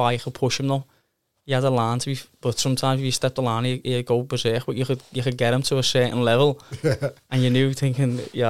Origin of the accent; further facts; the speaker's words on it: Liverpool, North West England, United Kingdom; It was different, because I'm a Scouser.